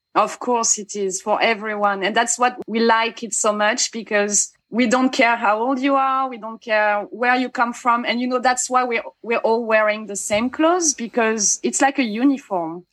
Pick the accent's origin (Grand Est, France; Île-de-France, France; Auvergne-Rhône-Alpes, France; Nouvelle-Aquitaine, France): Nouvelle-Aquitaine, France; Bayonne; I was born in Bayonne